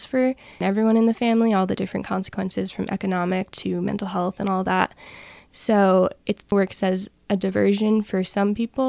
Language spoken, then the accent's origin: English; New Jersey, United States; moved away; I'm originally from New Jersey